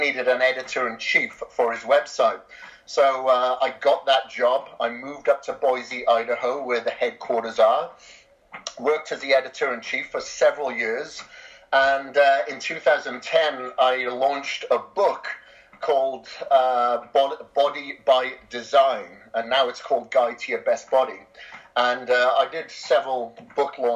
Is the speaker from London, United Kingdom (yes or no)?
no; Wales, United Kingdom; moved away as an adult; also born or lived in Australia; I'm from Wales originally, grew up on a farm there for, you know, the vast majority of my life.